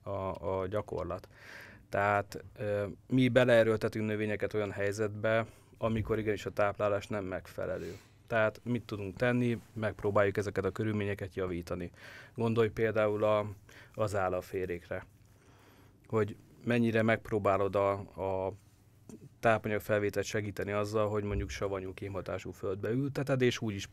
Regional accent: Great Hungarian Plain, Hungary; Nézd, én alföldi gyerek vagyok, nekem nem áll messze a puszta és a fű látványa

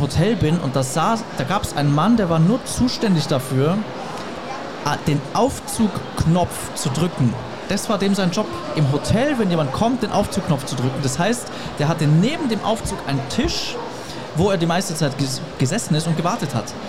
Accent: Germany; als Deutscher, der noch nie in Afrika war

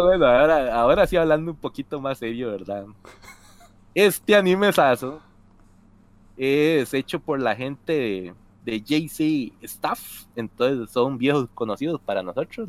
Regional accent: Costa Rica; no es que en Costa Rica no lo tengamos

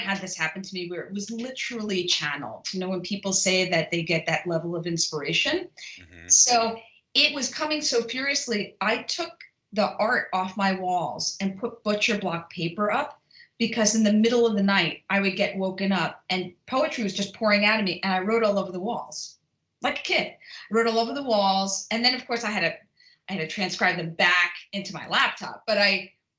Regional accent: New York City, New York, United States; moved away; I'm originally from Brooklyn

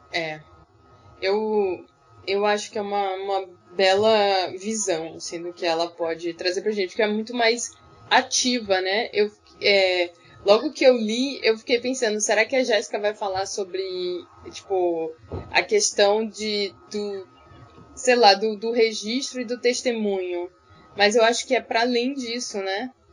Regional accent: Northeast Region, Brazil; eu que, que sou do Nordeste

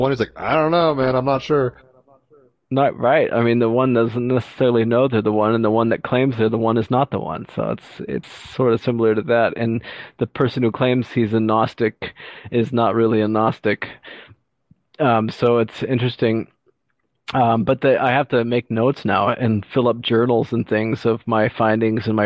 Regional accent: Texas, United States; I grew up in Texas and a few other places, so I was uh, thrown into the real world growing up real quick

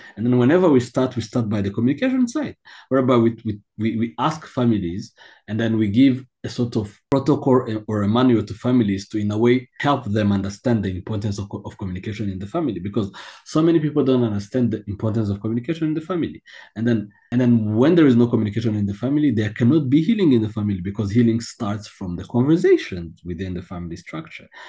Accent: Kigali, Rwanda; I was born in Kigali

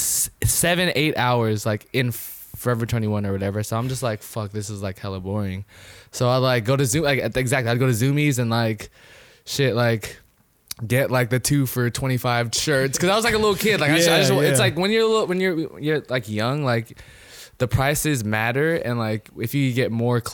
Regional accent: Vallejo, California, United States; also born or lived in Sacramento, California; born and raised in Vallejo.

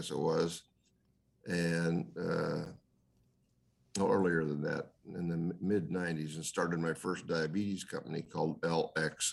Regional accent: Indiana, United States; now in California, United States; My background is I'm from Indiana, and I went to Purdue as a undergraduate

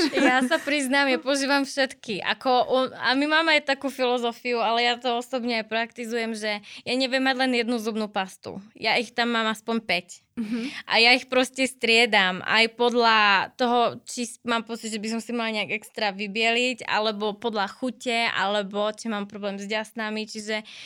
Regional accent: Slovakia; pretože sme Slováci, máme výborné produkty, máme byť na čo hrdí

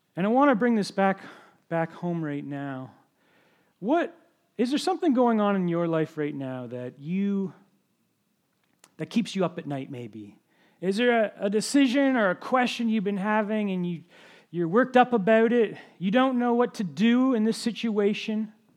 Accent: Ontario, Canada; moved away as an adult; also born or lived in New Brunswick; I'm from Ontario originally

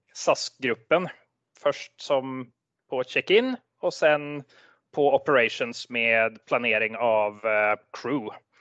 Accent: Sweden; accent: Svorsk; also born or lived in Norway; en svensk uten flyskam. Men det kan vel ha, det er vel anledningen at jeg er halvt norsk

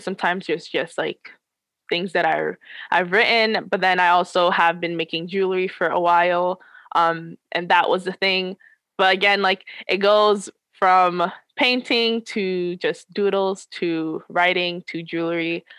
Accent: New York, United States; I am from New York

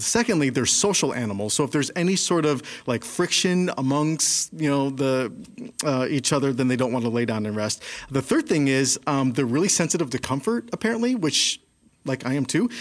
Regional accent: Chicago, Illinois, United States; growing up in Chicago, we don't really have a lot of sheep

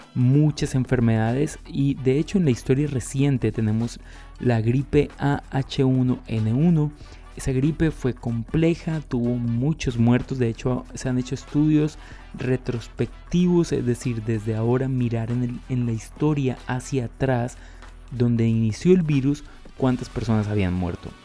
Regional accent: Colombia

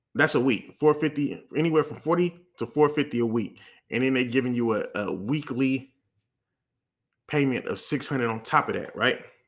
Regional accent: the Bay Area, California, United States; I'm from the Bay

